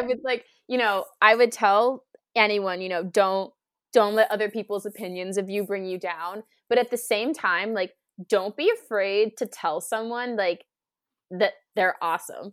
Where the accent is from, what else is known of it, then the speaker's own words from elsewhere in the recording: Cape Cod, Massachusetts, United States; also born or lived in Plymouth, Massachusetts / Amherst, Massachusetts; I grew up on the Cape